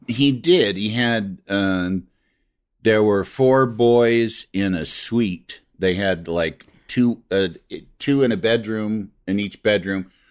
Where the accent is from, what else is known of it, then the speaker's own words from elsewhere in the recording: Yorkville, Illinois, United States; also born or lived in Michigan; my mom's family hometown is Yorkville, Illinois, and that's where oh, okay. I grew up